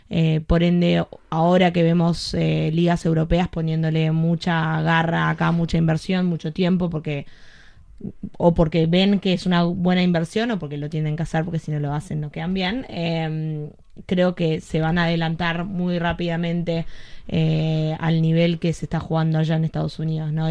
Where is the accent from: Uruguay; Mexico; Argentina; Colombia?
Argentina; also born or lived in Greece; now in United States; yo soy argentina, crecí yendo a Racing